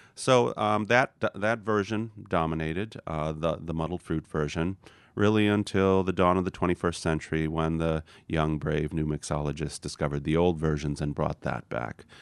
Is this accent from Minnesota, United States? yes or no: no; Wisconsin, United States; I'm from Wisconsin, and a lot of people drink old fashions